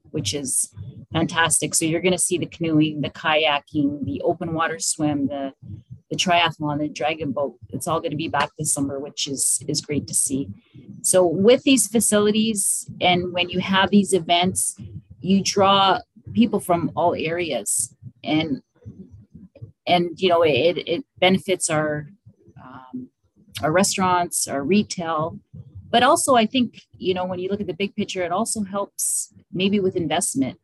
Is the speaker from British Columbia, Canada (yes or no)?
no; Welland, Ontario, Canada; I lived, born and raised in Welland. I've been here my whole life